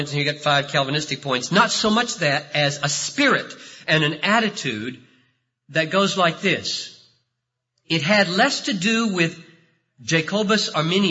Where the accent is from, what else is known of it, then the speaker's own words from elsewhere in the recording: the South, United States; moved away; I grew up in the South.